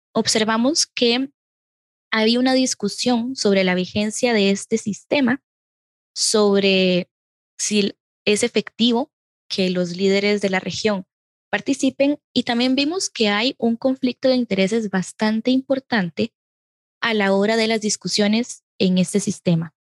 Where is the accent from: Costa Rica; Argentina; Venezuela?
Costa Rica; yo como costarricense